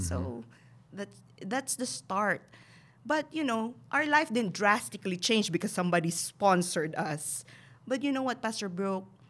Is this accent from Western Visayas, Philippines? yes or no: yes; Bacolod, Western Visayas, Philippines; moved away as an adult; now in United States; So Bacolod City, and then we moved to the Central Business District when I was nine years old